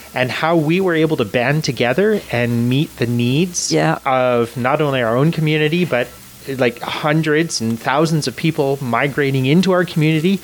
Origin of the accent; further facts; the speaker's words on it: Canada; I was born in Canada. My family immigrated to Canada from Scotland